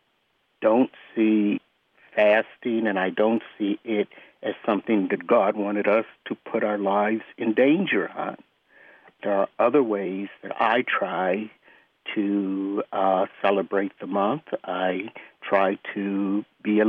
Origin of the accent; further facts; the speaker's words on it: Maryland, United States; I'm from Durwood, Maryland. I was born as a Muslim here in America